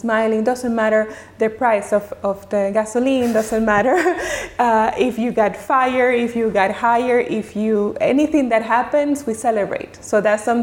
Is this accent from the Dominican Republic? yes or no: yes; Dominican Republic; moved away; also born or lived in Geneva; growing up in Dominican Republic, it was all about my family relationships